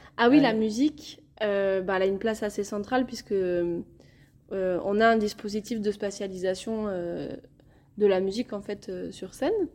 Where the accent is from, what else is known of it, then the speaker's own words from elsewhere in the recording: Viscos, Occitania, France; je suis originaire de Viscos